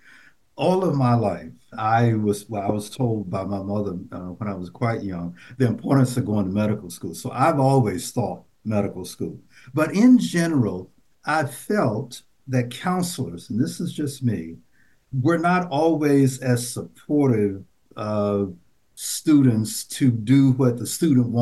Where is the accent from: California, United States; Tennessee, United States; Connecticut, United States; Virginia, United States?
Tennessee, United States; Nashville; when I was growing up, I grew up in Nashville, Tennessee